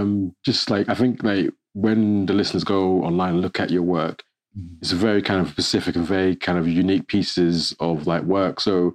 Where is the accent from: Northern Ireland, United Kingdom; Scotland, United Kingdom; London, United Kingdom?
London, United Kingdom; I was born in London and my family comes from the Caribbean.